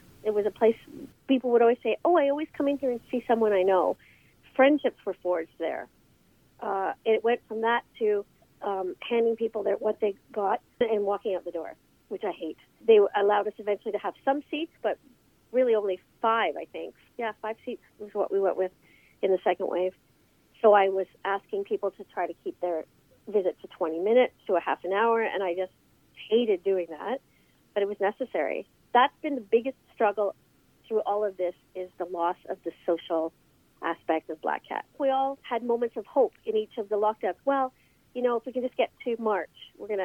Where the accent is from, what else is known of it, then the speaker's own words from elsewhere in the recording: Cobourg, Ontario, Canada; moved away as an adult; also born or lived in Toronto; now in Cobourg, Canada; I'm from Coburg because we went to the same high school and knew each other in high school